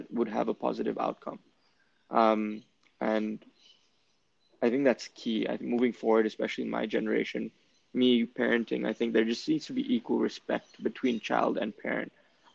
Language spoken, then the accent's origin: English; Jakarta, Indonesia; growing up in Jakarta